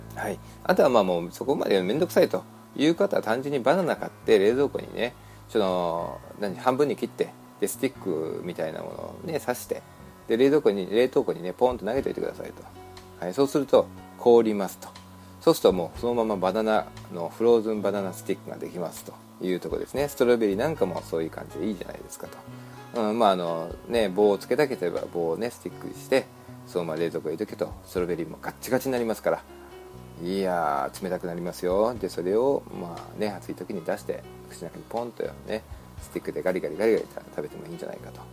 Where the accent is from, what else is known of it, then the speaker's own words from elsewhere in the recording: Shizuoka, Japan; now in Los Angeles, United States; 実家静岡ですから、静岡にはね、あの、やっぱり自分の弟も住んでいますし、うん、やっぱり自分の生まれ育った故郷といえば静岡